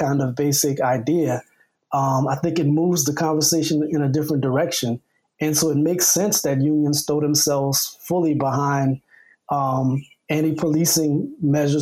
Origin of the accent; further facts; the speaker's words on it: Louisiana, United States; now in Chicago, United States; I grew up in Louisiana